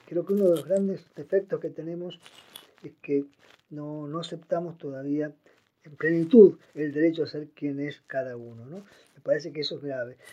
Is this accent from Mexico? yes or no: no; Posadas, Misiones, Argentina; moved away; also born or lived in Buenos Aires; Nací en Posadas en 1954.